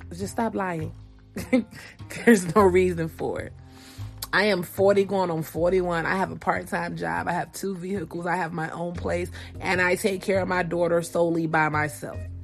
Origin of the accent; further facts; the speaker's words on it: Georgia, United States; now in California, United States; I live in California, born and raised in Georgia